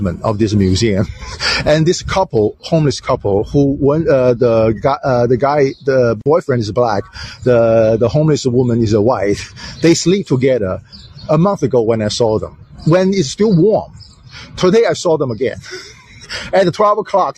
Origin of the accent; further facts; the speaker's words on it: China; now in United States; I was born raised in China